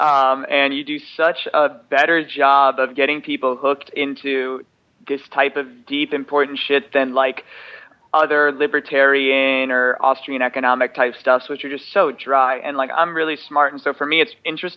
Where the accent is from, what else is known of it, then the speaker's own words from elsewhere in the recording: West Coast, United States; I grew up in the West Coast